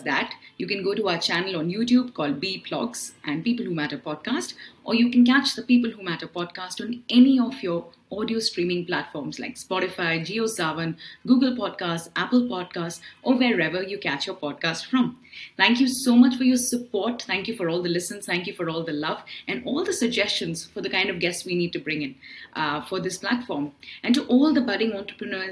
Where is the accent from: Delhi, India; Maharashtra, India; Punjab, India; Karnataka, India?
Karnataka, India; Bangalore; I'm a Bangalorean